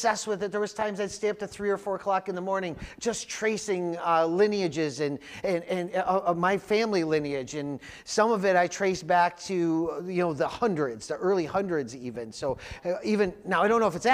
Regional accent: Jamestown, New York, United States; I grew up in Jamestown, and the two main groups in Jamestown were the Swedes and the Italians

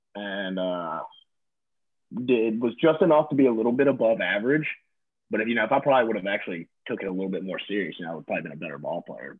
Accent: Natchez, Mississippi, United States; moved away as an adult; also born or lived in Breckenridge, Colorado; now in Hattiesburg, United States; I'm from Natchez, Mississippi. Natchez, um, small town, yeah, small town, Southwest Mississippi, right on the river. Um, yeah, I was there for 18 years of my life

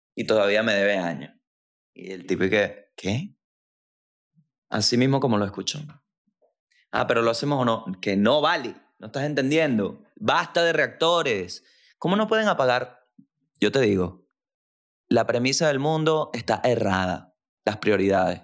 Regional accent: La Guaira, Venezuela; soy de La Guaira, Venezuela.

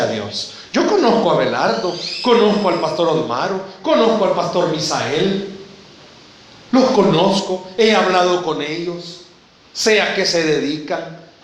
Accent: El Salvador; Somos salvadoreños.

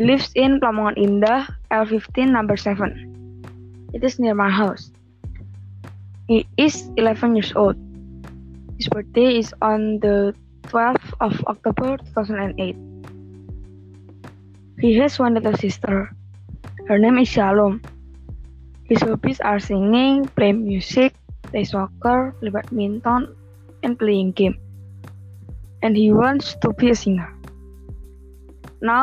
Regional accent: Grobogan, Central Java, Indonesia; I was born in Grobogan the 28th of May 2008

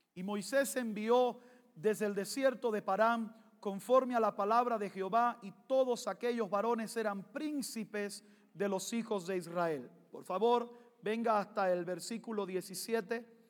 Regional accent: Cuba; moved away; Soy cubano, negro y pentecostal.

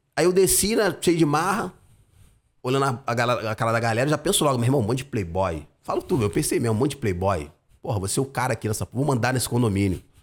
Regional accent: Rio de Janeiro, Brazil; Eu sou de Campo Grande, raiz, lugar que eu amo pra caramba.

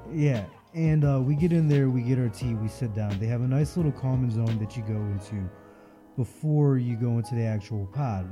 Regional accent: Florida, United States; I come from Florida where there's salt water.

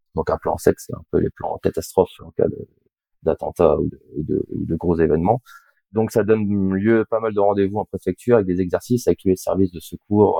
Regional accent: Lorient, Brittany, France; also born or lived in Rennes; je suis de Lorient

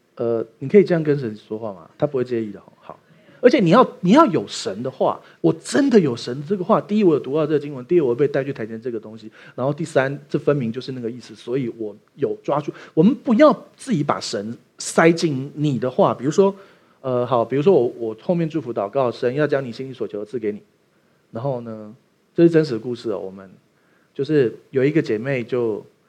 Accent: Taiwan; 我们台湾人去美国生的第二代小孩是不会说中文的啊

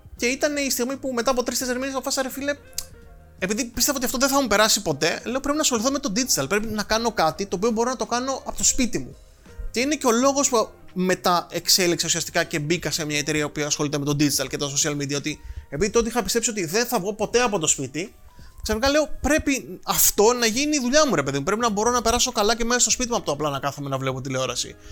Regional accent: Rhodes, South Aegean, Greece; Μεγάλωσα στη Ρόδο

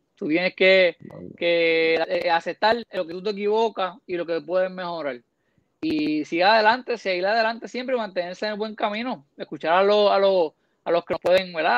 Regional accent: Puerto Rico; Como puertorriqueño

